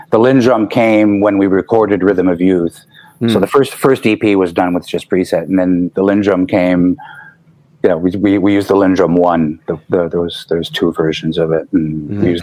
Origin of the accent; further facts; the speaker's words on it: Montreal, Quebec, Canada; also born or lived in Illinois, United States; Good thing about growing up in Montreal was that we got a lot of European influence